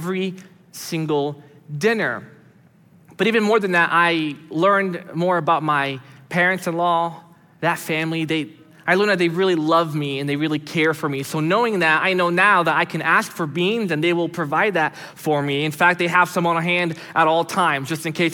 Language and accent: English; United States; also born or lived in Brazil; I was born in Brazil and moved here when I was 5 years old. And so although I grew up here most of my life